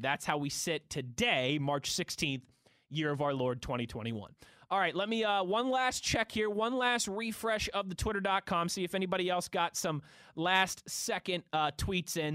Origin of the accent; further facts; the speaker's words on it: Pittsburgh, Pennsylvania, United States; also born or lived in Ohio / New Jersey / Philadelphia; I'm born and raised in Pittsburgh, I love it here.